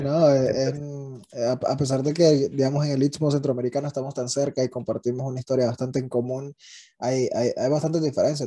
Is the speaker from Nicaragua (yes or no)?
yes; Nueva Segovia, Nicaragua; yo soy de Gubilino a Segovia, en, en, el norte de Nicaragua, que es frontera con Honduras